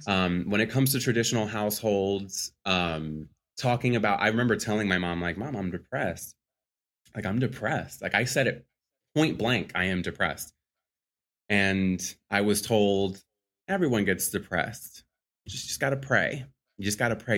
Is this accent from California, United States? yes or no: no; Philadelphia, Pennsylvania, United States; born and raised Philadelphia, P A. So I'm a Philly boy